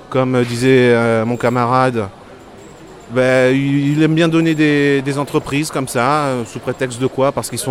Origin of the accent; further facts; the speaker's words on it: Marseille, Provence-Alpes-Côte d'Azur, France; font que je viens de Marseille pour euh, manifester ici.